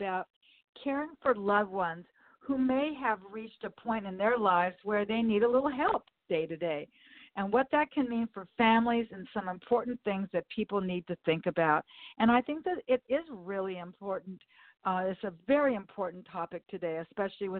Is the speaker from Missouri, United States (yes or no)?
no; Southern California, United States; I've been here since I was born